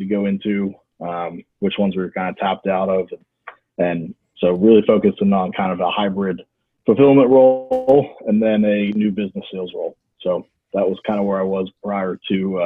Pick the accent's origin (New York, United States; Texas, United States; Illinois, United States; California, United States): Texas, United States; I'm born and raised in Texas